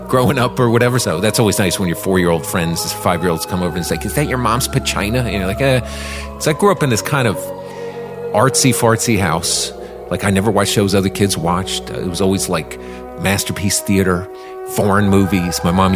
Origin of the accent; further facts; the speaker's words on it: Washington, District of Columbia, United States; I grew up in Washington, D.C. in the 70s